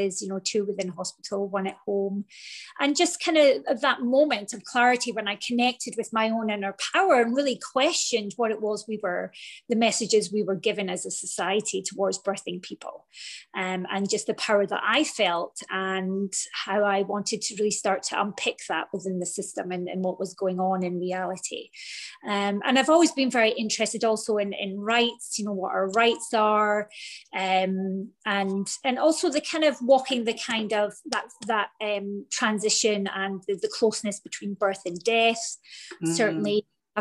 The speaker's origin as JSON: {"language": "English", "region": "Scotland", "country": "United Kingdom", "moved": "as an adult", "lives_now": "Florida, United States", "said": "I'm from Scotland. I'm currently living in Florida. We've been here for 4 years."}